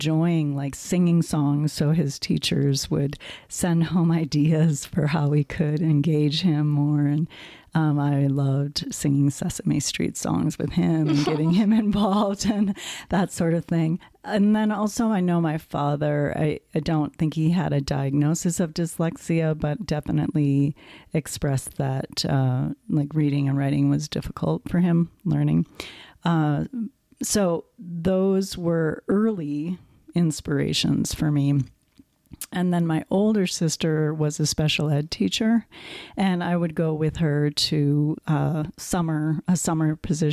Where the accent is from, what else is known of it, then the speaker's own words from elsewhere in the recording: Wisconsin, United States; moved away as an adult; now in Colorado, United States; I grew up in Wisconsin